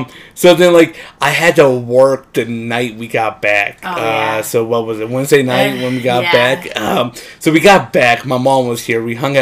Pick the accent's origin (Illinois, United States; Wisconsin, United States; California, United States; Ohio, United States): Ohio, United States; moved away; I come from Ohio.